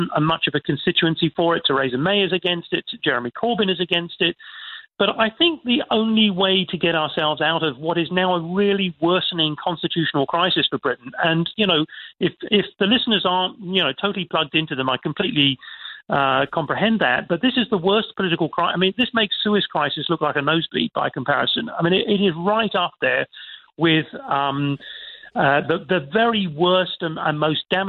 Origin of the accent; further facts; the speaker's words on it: Ireland; As an Irishman